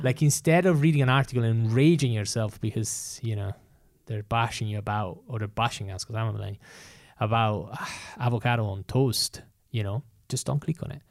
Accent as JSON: {"language": "English", "country": "Italy", "tie": "born or raised there", "moved": "yes", "said": "I've experienced it growing up in Italy"}